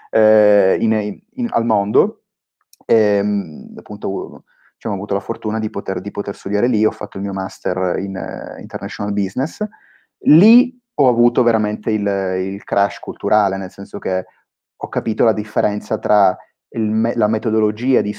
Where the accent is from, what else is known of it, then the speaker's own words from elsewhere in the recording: Palermo, Sicily, Italy; moved away as an adult; io sono nato a Palermo 28, 28 anni fa, quindi ancora, diciamo, ancora, mi tengo nella fascia dei giovani per, per, per, per qualche anno. Um, ho fatto studi, studi, classici, poi a 18 anni eh, mi sono trasferito a Milano